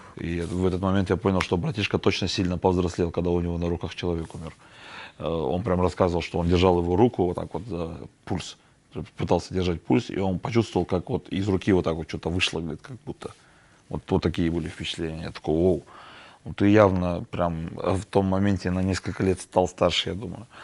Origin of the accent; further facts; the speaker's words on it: Kazakhstan; мы же казахи, мы же гостеприимные